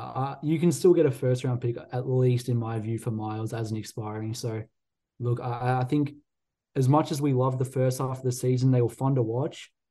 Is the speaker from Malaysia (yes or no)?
no; Australia; I'm biased as an Aussie